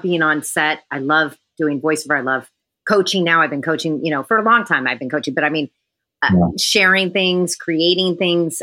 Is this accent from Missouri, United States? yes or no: no; San Francisco, California, United States; I'm a native San Franciscan